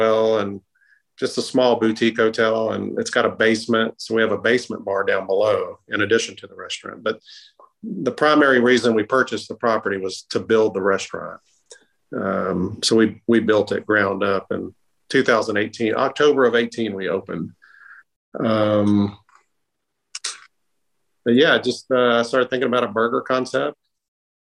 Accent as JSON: {"language": "English", "town": "Greensboro", "region": "North Carolina", "country": "United States", "said": "I'm from North Carolina"}